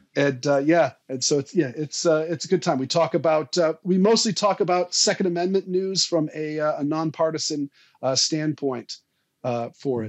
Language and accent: English; Portland, Maine, United States; I grew up in Southern Maine. I, I, I was born in Portland